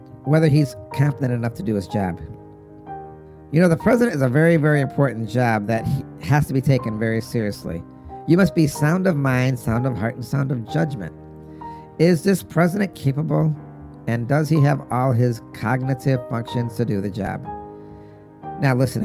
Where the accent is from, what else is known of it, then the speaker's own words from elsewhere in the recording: United States; as an American